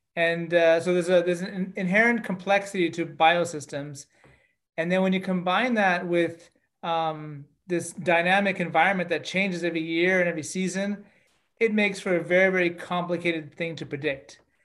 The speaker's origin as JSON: {"language": "English", "country": "Canada", "said": "I'm Canadian, and uh, I grew up on farms uh, throughout my childhood"}